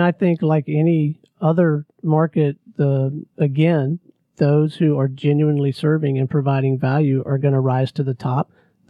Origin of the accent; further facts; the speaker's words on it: Pensacola, Florida, United States; moved away; My hometown, by the way.